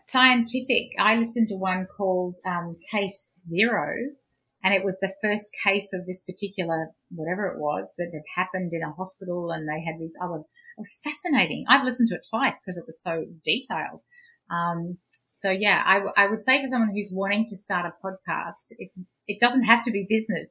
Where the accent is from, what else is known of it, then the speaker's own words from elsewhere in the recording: Queensland, Australia; I grew up in Queensland